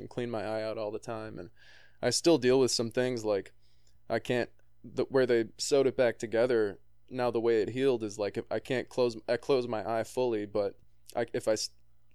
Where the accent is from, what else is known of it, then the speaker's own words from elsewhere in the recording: De Pere, Wisconsin, United States; moved away as an adult; also born or lived in Los Angeles / Nashville; I grew up in Pere, and these are my stomping grounds, and I live there now after living